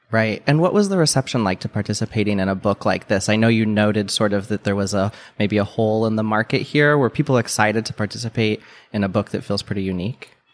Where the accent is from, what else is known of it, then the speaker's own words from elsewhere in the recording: Midwest, United States; I grew up in the Midwest